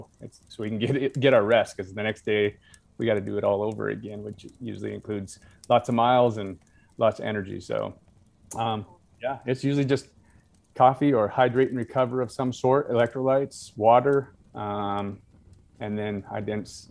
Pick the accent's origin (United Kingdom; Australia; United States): United States; North Idaho; I was born and raised in North Idaho, where that was just a lifestyle